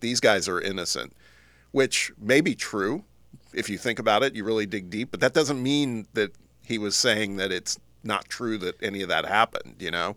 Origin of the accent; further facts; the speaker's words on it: Midwest, United States; growing up in the Midwest